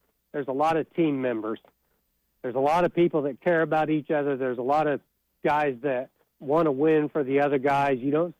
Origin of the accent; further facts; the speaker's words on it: Arkansas, United States; moved away as an adult; also born or lived in Florida; I'm from Arkansas. My wife's from this area. And we moved back here. We lived in Florida for 20 years. We moved back here